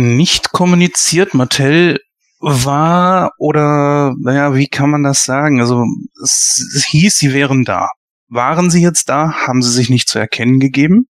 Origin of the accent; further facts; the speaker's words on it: Germany; wir als Deutsche